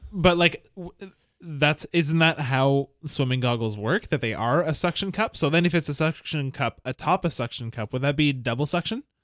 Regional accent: Montreal, Quebec, Canada; the house that I grew up in is in Verdun

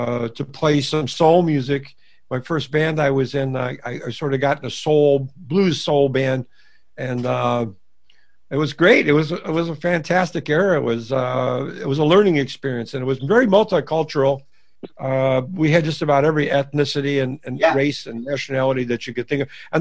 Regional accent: Lackawanna, New York, United States; now in Gainesville, United States; I'm from originally Buffalo, New York

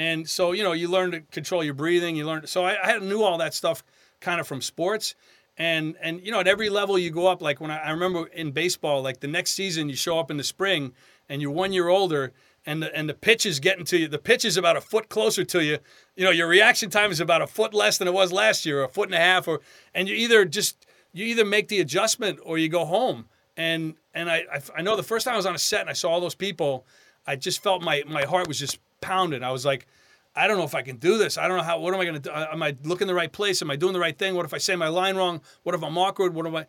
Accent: Long Island, New York, United States; You know, I'm from Long Island.

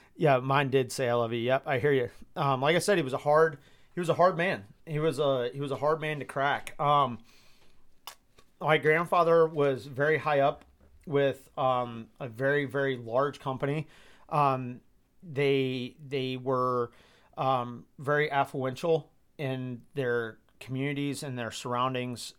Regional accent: Georgia, United States; moved away as an adult; now in Midwest, United States; I grew up in Georgia

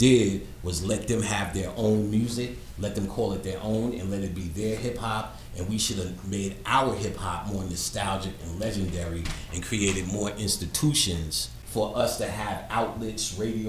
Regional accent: New York City, New York, United States; I'm from Queensbridge

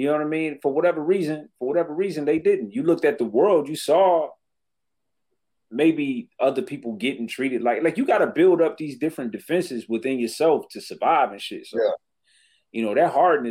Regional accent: Detroit, Michigan, United States; growing up in Detroit

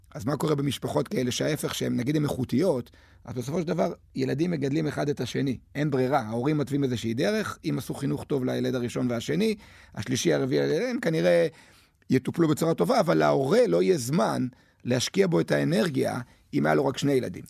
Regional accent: Netanya, Central District, Israel; אני גדלתי בנתניה

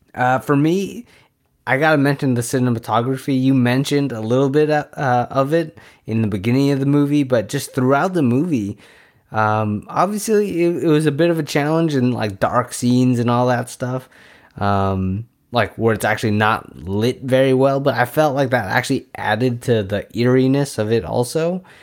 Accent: San Francisco Bay Area, California, United States; we're from the Bay Area

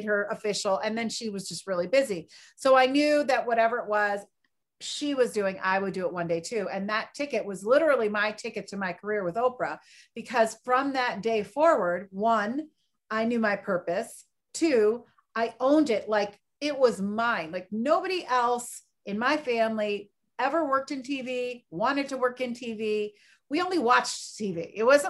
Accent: Philadelphia, Pennsylvania, United States; moved away as an adult; also born or lived in Chicago; my hometown of Philadelphia

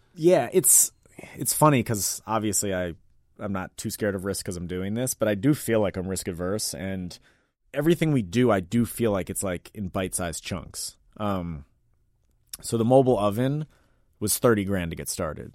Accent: Washington, District of Columbia, United States; I'm from D C, born and raised in Mount Pleasant

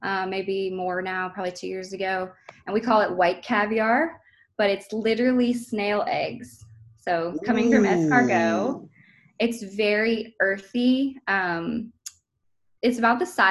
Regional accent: Portland, Maine, United States; we're all from Portland, Maine. Originally, all of my ancestors have been there since forever.

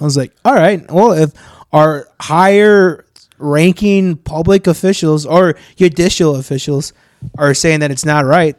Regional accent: Maryland, United States; born there; You know how many times both you guys seen my ass and you guys don't know I was born in Maryland?

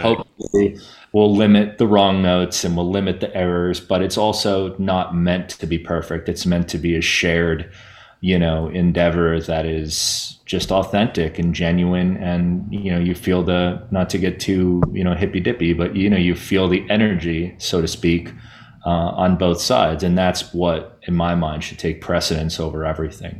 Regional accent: New Jersey, United States; growing up in New Jersey

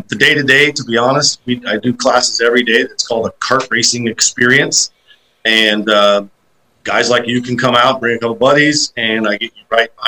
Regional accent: St. Louis, Missouri, United States; I'm from St. Louis, Missouri, and we grew up as kids racing together all the time

